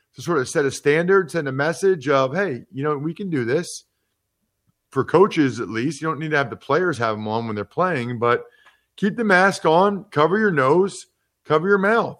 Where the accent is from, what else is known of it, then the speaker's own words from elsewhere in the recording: Pennsylvania, United States; I'm from Pennsylvania